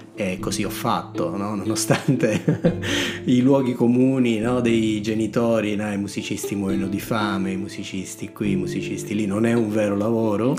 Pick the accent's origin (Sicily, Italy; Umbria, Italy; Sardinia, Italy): Sicily, Italy; moved away as an adult; now in Bologna, Italy; io sono siciliano, sono arrivato a Bologna a 18 anni per fare l'università.